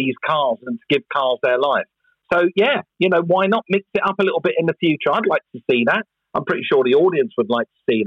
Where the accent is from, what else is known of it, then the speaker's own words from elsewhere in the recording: England, United Kingdom; moved away as an adult; also born or lived in Los Angeles, United States; I'm an Englishman. I live in England and I still pay my taxes in England. My family is still there. My home is still there.